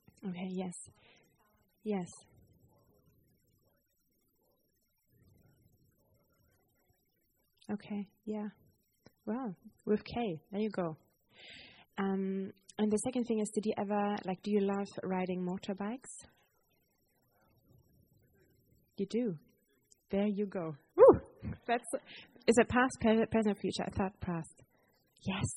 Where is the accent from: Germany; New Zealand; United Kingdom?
Germany; moved away; I'm from Germany